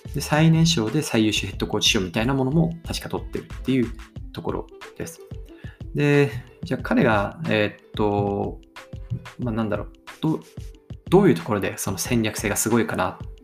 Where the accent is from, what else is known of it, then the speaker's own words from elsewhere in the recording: Aomori, Japan; 僕は青森県の生まれで雪国育ちだったんで